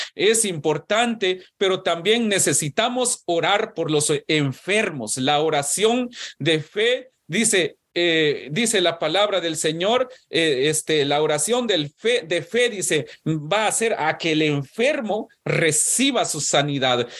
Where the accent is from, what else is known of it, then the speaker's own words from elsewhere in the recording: Guatemala; cuando yo nací, en Guatemala, por lo menos en mi pueblo